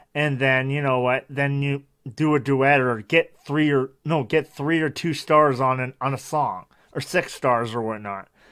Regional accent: Canada; I'm Canadian

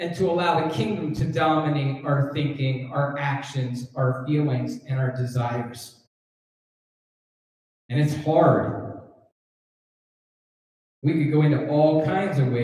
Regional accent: Canada; now in United States; I'm a Canadian. And I'm a Canadian citizen, actually. I'm a permanent resident of the United States, but I'm a Canadian citizen

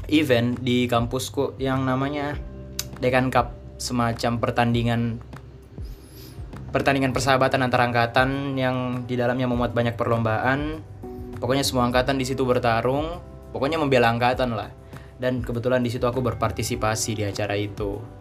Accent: Makassar, South Sulawesi, Indonesia; also born or lived in Surabaya; kampus lagi jadi waktu itu pas corona kan aku kuliah di Surabaya aku akhirnya balik ke Makassar ke kampungku buat nunggu sampai pandeminya reda

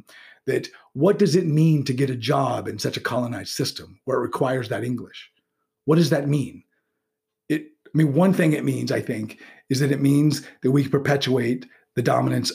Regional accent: United States; being living in a U.S. Society all my life and being educated in one

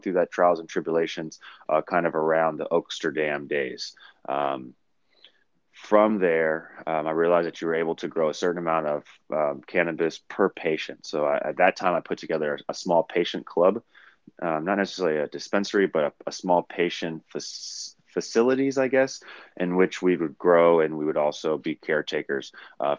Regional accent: Oakland, California, United States; also born or lived in San Francisco, California / Washington; I moved to Oakland before the age of one. I went to Oakland Public School District my whole entire life, from kindergarten all the way through 12th

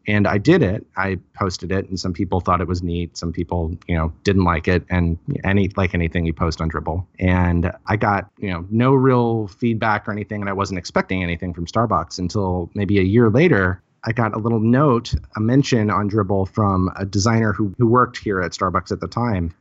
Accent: Highland, Illinois, United States; moved away as an adult; also born or lived in Cape Girardeau, Missouri / Saint Louis, Missouri; now in Seattle, United States; I'm from Highland, Illinois. Grew up there

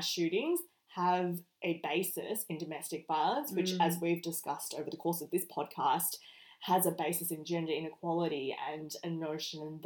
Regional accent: Australia

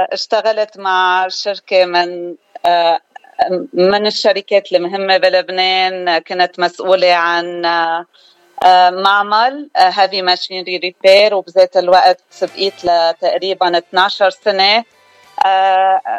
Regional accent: Beirut, Beirut Governorate, Lebanon; now in Arizona, United States; آه، أنا من لبنان الأصل من جبال خلقانة ببيروت وقضيت أكترية حياتي ببيروت

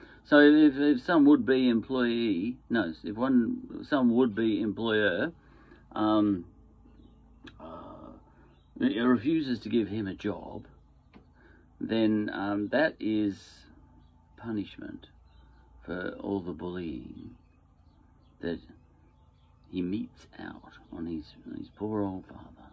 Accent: Australia; I'm an Australian.

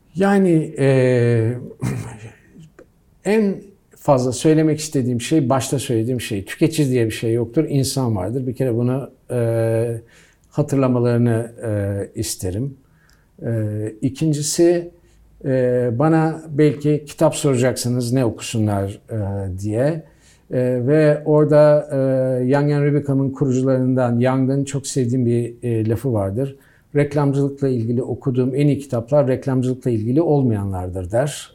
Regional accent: United States; moved away; ben Amerika'da büyüdüm.

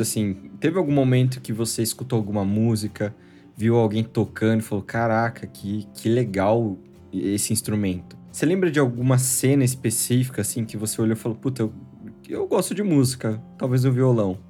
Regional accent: Jundiaí, São Paulo, Brazil; eu sou de Jundiaí

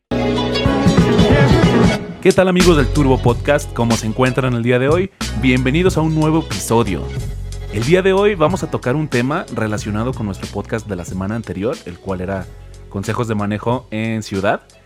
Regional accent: San Luis Potosí, Mexico; soy de San Luis Potosí

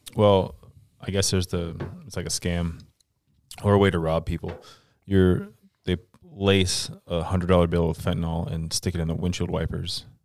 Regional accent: Florida, United States; moved away; I'm from Florida

